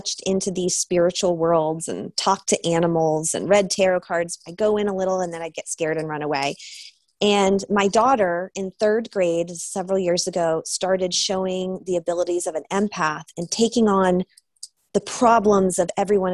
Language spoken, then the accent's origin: English; New Hampshire, United States; now in Topanga, United States; I grew up in New Hampshire